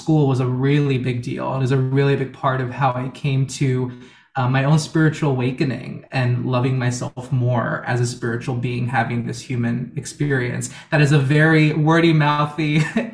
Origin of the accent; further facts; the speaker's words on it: Miami, Florida, United States; moved away as an adult; also born or lived in Houston, Texas; now in New York City, United States; I was born in Houston, Texas, the United States, and I grew up in Miami, Florida. That's where I was raised all my